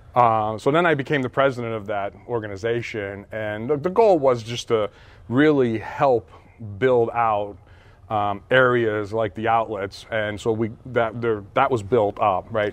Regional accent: Hazleton, Pennsylvania, United States; moved away; I grew up in Hazleton

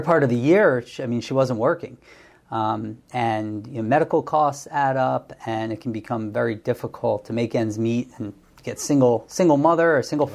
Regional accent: Bensalem, Pennsylvania, United States; also born or lived in State College, Pennsylvania; I grew up in Ben Salem, which is outside of Northeast Philadelphia

